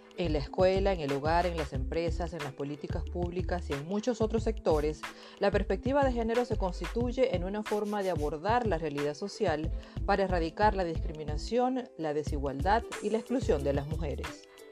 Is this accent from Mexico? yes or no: no; Venezuela; moved away as an adult; now in Spain; Nací en Venezuela, pero actualmente llevo casi 10 años radicada en España.